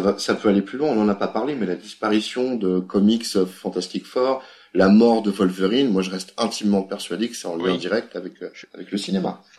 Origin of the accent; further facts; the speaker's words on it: France; On est français